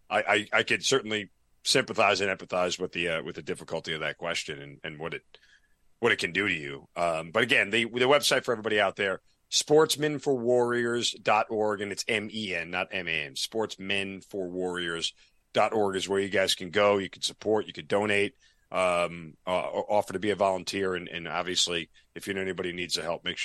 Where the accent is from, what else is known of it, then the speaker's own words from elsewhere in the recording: New York, United States; now in Atlanta, United States; I'm from New York